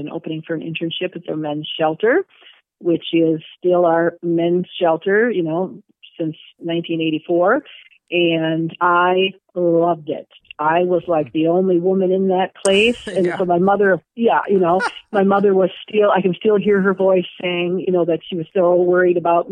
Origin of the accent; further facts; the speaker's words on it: Minnesota, United States; moved away as an adult; now in Madison, United States; I'm from Minnesota, and my senior year in high school